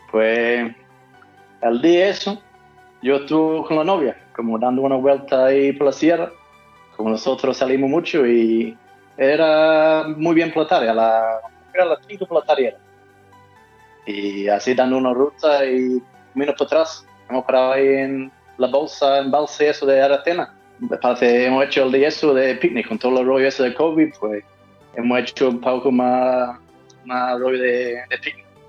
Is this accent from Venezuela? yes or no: no; Australia; accent: mix of Australian and Andalusian; Spanish is a second language; now in Valverde, Spain; Pues un australiano, aunque tengo un acento raro, pues una mezcla ya de australiano y, andaluz